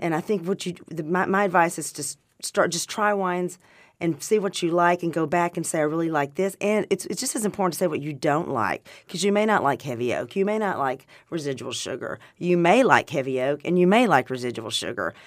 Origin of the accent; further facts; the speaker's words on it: Arkansas, United States; moved away; also born or lived in California; I grew up in Arkansas